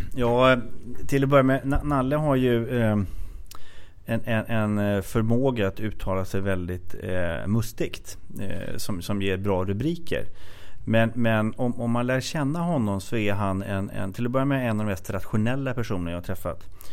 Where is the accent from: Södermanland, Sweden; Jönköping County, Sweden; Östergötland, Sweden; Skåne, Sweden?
Södermanland, Sweden; Katrineholm; moved away as an adult; now in Stockholm, Sweden; Jag kommer från eh, Katrineholm som är en typisk arbetarkommun och sen flyttade jag upp till eh, Stockholm i 20-årsåldern